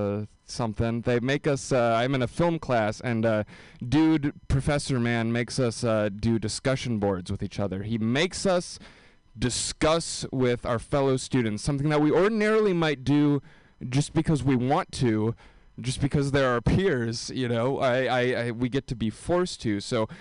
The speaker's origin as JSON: {"language": "English", "region": "Wisconsin", "country": "United States", "said": "I can't believe it's shameful that I'm from Wisconsin and I'm handling this cold so poorly."}